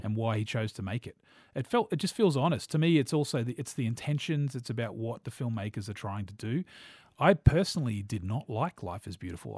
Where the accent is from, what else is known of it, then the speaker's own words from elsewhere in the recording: New Zealand; I'm a New Zealander and so gro, a young boy in the eighties growing up in New Zealand